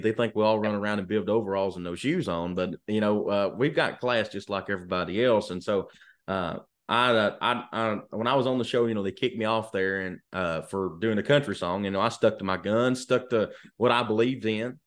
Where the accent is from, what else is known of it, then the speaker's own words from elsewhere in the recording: Lancaster, Kentucky, United States; I'm from, uh, a little town in Kentucky called Lancaster, Kentucky, which is south of Lexington